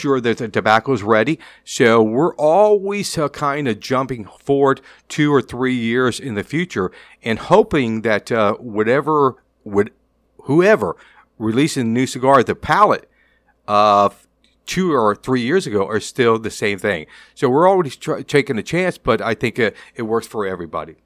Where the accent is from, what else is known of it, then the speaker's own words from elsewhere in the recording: Tampa, Florida, United States; I'm from Tampa, born and raised in Tampa, still living in Tampa